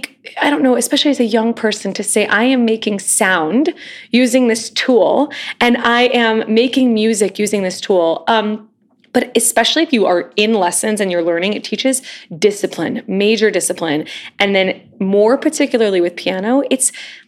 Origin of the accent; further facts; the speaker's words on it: United States; moved away as an adult; now in New York City, United States; growing up near Kansas City and now having family in Kansas City